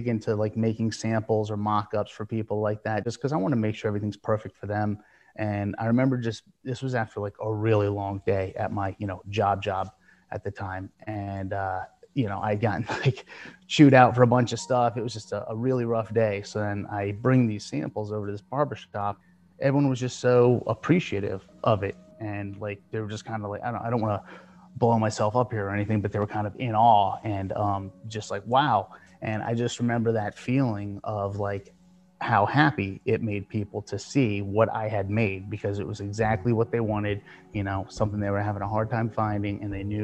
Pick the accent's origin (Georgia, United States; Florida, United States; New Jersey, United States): Florida, United States; South; moved away as an adult; I moved back down to my hometown in South Florida